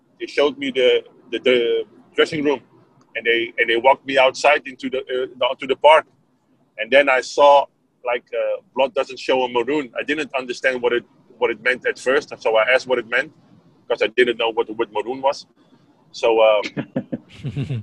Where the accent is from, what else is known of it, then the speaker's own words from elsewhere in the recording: Netherlands; I was from Holland